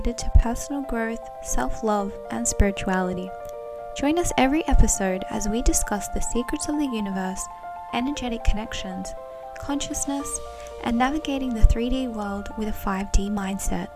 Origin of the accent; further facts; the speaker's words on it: Australia; we are Australian